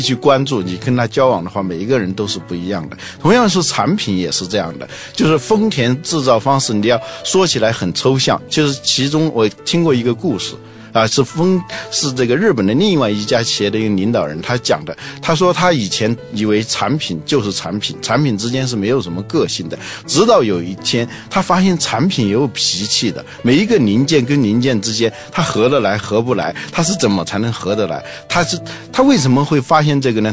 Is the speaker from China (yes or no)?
yes; China; 我们中国人自己不会生产